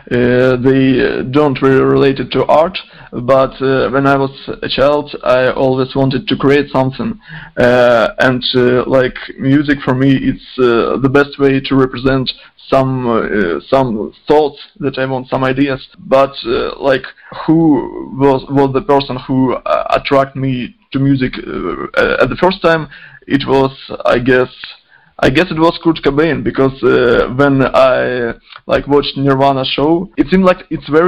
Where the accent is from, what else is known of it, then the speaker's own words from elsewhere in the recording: Izium, Kharkiv Oblast, Ukraine; English is a second language; now in Kharkiv, Ukraine; I'm from Ukraine, from Kharkiv. Actually, uh, I'm not from Kharkiv. Kharkiv is like uh, center of a district. I'm from a small town, Izum, and uh, here in Kharkiv